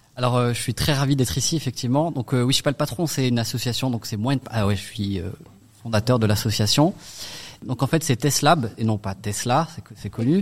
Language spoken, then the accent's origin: French; Strasbourg, Grand Est, France; also born or lived in Paris / Lyon / Middle East; je suis né ici à Haute-Pierre et surtout j'ai grandi